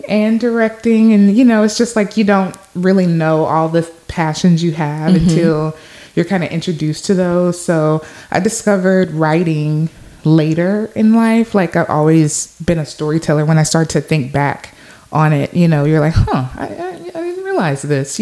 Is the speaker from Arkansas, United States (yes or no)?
no; Shreveport, Louisiana, United States; also born or lived in Los Angeles, California; I'm from Shreveport, Louisiana, originally